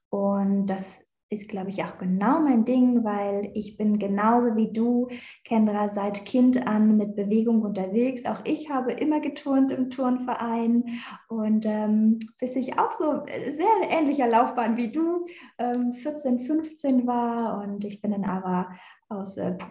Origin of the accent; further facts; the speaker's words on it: Berlin, Germany; Ich bin ja eigentlich Berliner Göre, ich komme aus Berlin